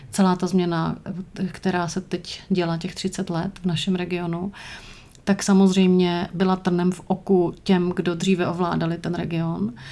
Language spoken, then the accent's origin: Czech; Czechia; now in Brussels, Belgium; Když se někde představíš jako … z České republiky, tak první otázka není, a jak vy to tam vedete, co to tam máte za problémy nebo úspěchy